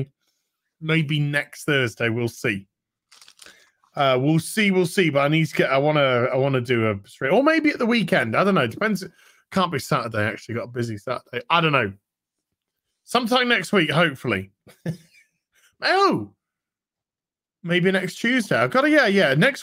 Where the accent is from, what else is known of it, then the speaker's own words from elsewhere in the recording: United Kingdom; I'm British, obviously. I'm Brit brat.